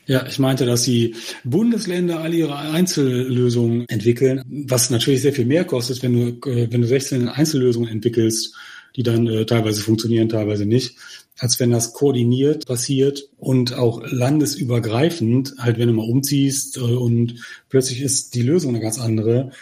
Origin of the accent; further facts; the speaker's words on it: Germany; als Deutsche